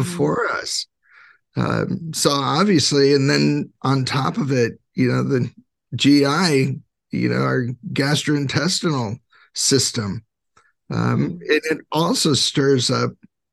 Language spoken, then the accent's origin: English; California, United States; I grew up in California